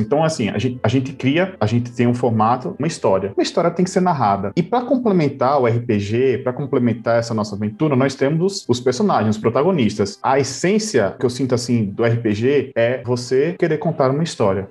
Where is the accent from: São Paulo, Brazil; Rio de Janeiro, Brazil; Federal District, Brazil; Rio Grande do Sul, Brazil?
São Paulo, Brazil; moved away as an adult; also born or lived in Paraíba; eu sou nascido e criado em São Paulo, capital